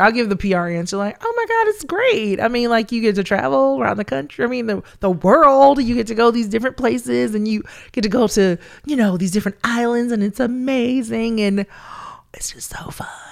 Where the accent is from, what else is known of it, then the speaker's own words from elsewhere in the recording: Columbus, Georgia, United States; accent: country twang; also born or lived in Atlanta, Georgia; I grew up in Columbus, Georgia. That's my hometown